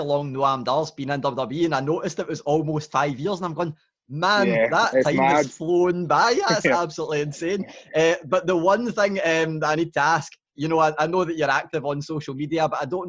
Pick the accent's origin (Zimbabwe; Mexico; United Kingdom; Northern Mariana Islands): United Kingdom; Glasgow, Scotland; I'm Glaswegian